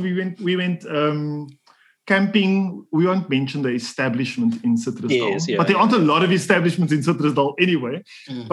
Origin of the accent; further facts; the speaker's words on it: Cape Town, Western Cape, South Africa; Cape Town guy, normal Cape Town guy. You can call me colored if you want to. I personally identify as black, but I did all the colored things. Right? Let's start with it. So I grew up in the Cape Flats